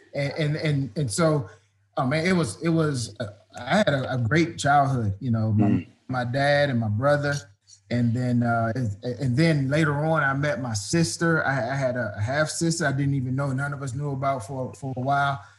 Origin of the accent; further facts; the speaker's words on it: Prince George's County, Maryland, United States; also born or lived in Washington, D.C.; I uh, born there, grew up right outside of D.C. in Prince George's County, Maryland